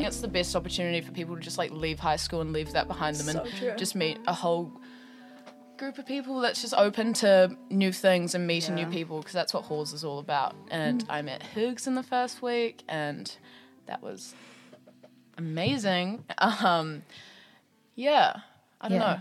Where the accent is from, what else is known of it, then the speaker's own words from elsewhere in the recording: Auckland, New Zealand; moved away as an adult; now in Wellington, New Zealand; I am from Auckland, Howick specifically. Shout out East Auckland